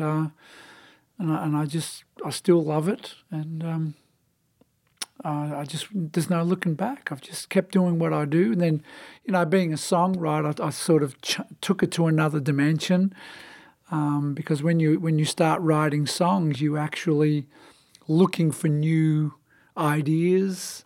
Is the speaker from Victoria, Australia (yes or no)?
yes; Melbourne, Victoria, Australia; moved away; I was born and raised in Melbourne, Australia, in the state of Victoria